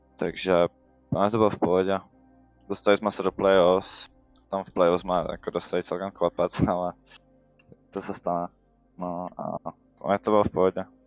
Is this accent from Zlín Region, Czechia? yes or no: yes; Vsetín, Zlín Region, Czechia; jsem ze Zlína, ze Vsetína. je mi 16 let.